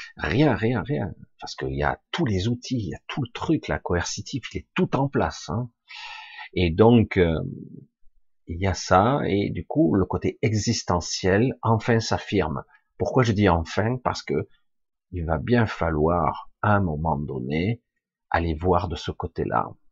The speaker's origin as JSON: {"language": "French", "country": "France", "said": "je suis français"}